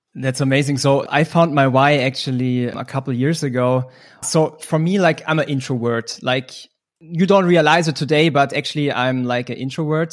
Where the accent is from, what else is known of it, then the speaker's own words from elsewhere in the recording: Munich, Bavaria, Germany; I'm from Munich, based in Germany.